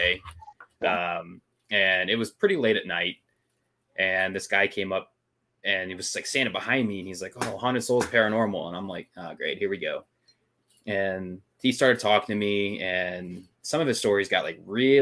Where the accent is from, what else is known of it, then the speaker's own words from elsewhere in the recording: St. Louis, Missouri, United States; we're from St. Louis